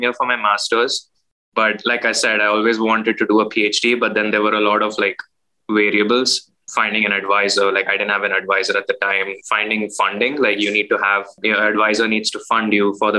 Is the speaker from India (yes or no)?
yes; Mumbai, Maharashtra, India; moved away as an adult; also born or lived in United States; now in Michigan, United States; I was born in Mumbai, India. That was 1994. I grew up, you know, in Mumbai, in the suburbs.